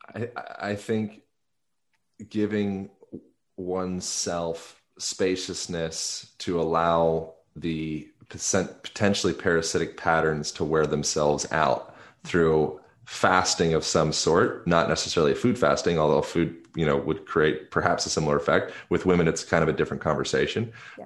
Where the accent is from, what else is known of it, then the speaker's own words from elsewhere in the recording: Lancaster, Pennsylvania, United States; moved away; also born or lived in Venice; I grew up in Lancaster, Pennsylvania